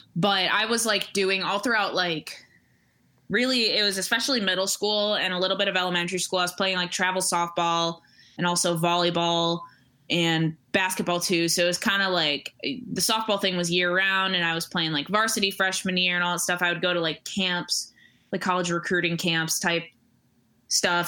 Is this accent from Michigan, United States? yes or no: yes; Royal Oak, Michigan, United States; moved away as an adult; also born or lived in Troy, Michigan; now in Chicago, United States; I grew up in uh, in the Metro Detroit area, uh, in like Royal Oak and Troy